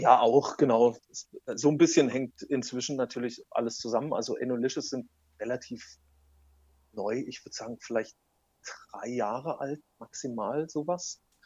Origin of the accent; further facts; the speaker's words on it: North Rhine-Westphalia, Germany; Ich komme eigentlich aus dem aus Nordrhein-Westfalen